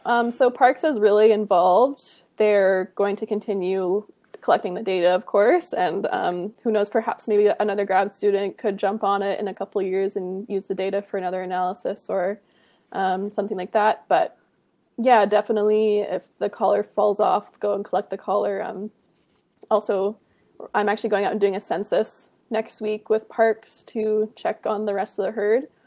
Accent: Kamloops, British Columbia, Canada; also born or lived in Penticton; now in Kelowna, Canada; I grew up in Kamloops, British Columbia

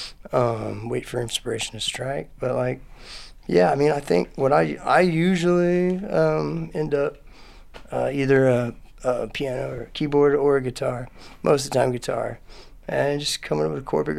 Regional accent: Houston, Texas, United States; also born or lived in Austin, Texas; I grew up in Houston and came here for college and just never left

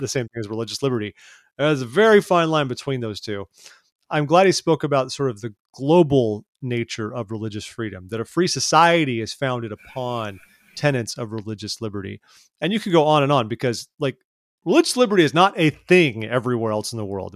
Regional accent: California, United States; I grew up in California

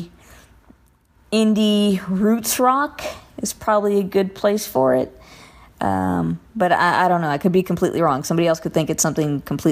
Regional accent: Covina, California, United States; I am from Covina, California

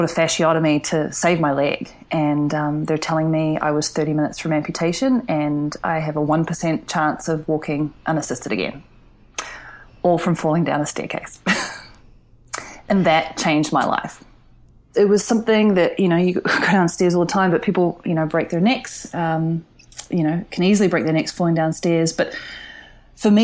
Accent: New Zealand; now in San Francisco, United States; as a kid growing up in New Zealand

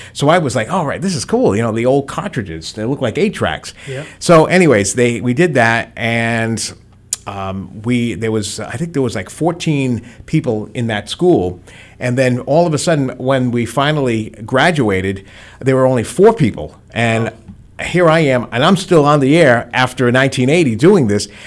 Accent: Providence, Rhode Island, United States; moved away as an adult; now in Attleboro, United States; was born and raised in Providence

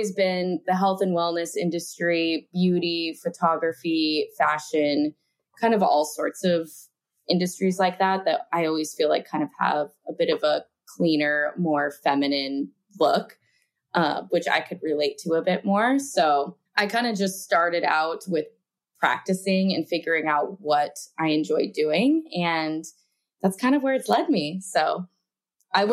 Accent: Reno, Nevada, United States; I am from Reno, Nevada

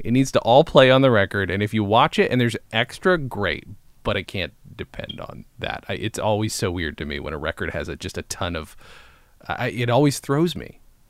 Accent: upstate New York, United States; Growing up in a small town, as I also did, for me, it was upstate New York.

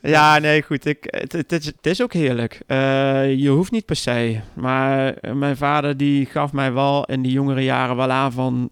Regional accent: Arnhem, Gelderland, Netherlands; ik kom zelf uit Arnhem

